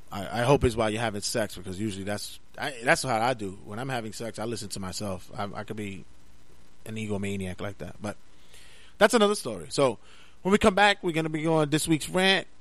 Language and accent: English; New York City, New York, United States; Growing up in Brooklyn, New York, and and having to be in, in such a rough and tumble neighborhood